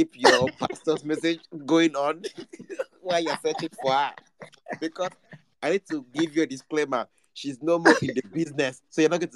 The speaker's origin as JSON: {"language": "English", "country": "Nigeria", "said": "I'm just an ordinary Nigerian"}